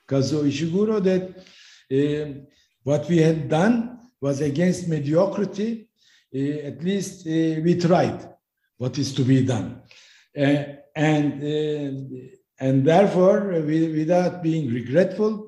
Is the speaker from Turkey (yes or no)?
yes; Turkey; my home country, Turkey